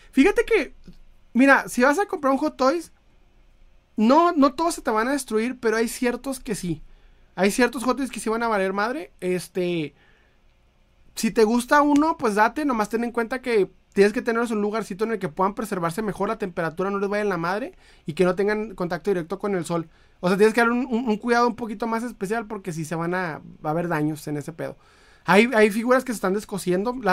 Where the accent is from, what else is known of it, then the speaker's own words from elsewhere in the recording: Chiapas, Mexico; born there; now in Monterrey, Mexico; yo nací en Chiapas y no hay nada que tianguis, no hay de tianguis. Cuando vine a, a, vivir a Monterrey me asombré de todo esto.